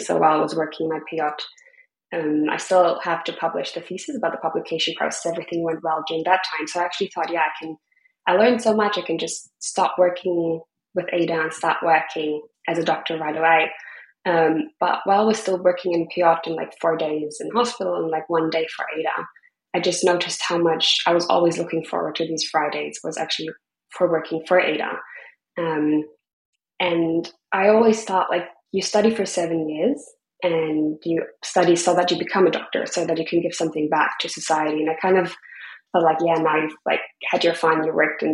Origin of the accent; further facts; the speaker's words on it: Freiburg, Baden-Württemberg, Germany; moved away as an adult; also born or lived in Berlin; now in Bali, Indonesia; my hometown in Freiburg